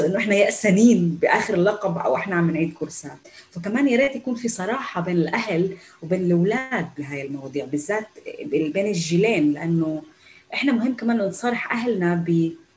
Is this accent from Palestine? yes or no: yes; Palestine; first language Arabic; نحن النساء الفلسطينيات بالجامعات الاسرائيليه